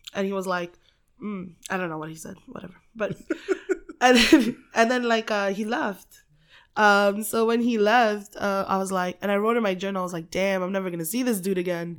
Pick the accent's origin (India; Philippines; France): Philippines; moved away; I grew up in the Philippines, um, in, like, a very, very, very small village